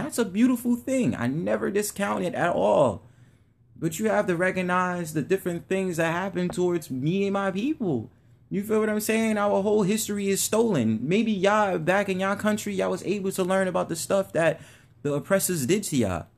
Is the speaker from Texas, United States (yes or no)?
no; New York City, New York, United States; I'm from the Bronx 'cause I was born in the Bronx.